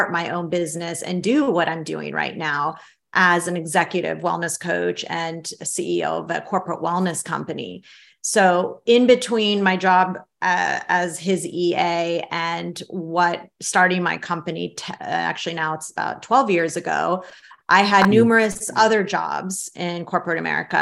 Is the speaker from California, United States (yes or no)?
yes; San Francisco, California, United States; also born or lived in Tehran, Iran; I grew up in San Francisco in the Bay Area